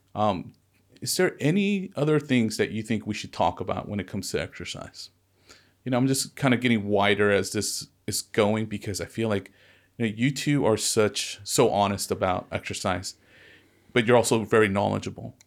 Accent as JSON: {"language": "English", "area": "Ventura County", "region": "California", "country": "United States", "tie": "born or raised there", "said": "I was into skateboarding and surfing growing up in Ventura County"}